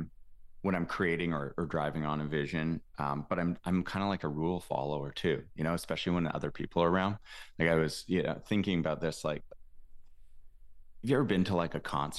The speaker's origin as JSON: {"language": "English", "region": "Alberta", "country": "Canada", "tie": "born or raised there", "said": "I grew up in a podunk, weird little town in Alberta, Canada."}